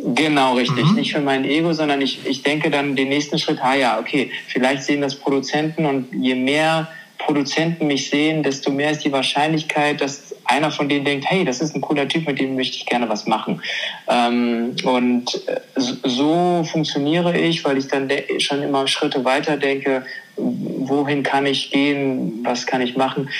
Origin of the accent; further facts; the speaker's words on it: Germany; ich bin, äh, ich bin Deutscher und ich sehe vielleicht asiatisch aus, weil ich meine Wurzeln in Asien habe, aber ich bin Deutscher